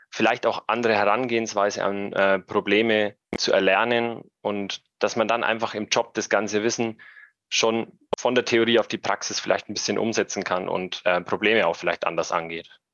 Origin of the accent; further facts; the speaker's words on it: Middle Franconia, Brombachsee, Bavaria, Germany; Ich komme ursprünglich aus dem wunderschönen Mittelfranken vom Brombachsee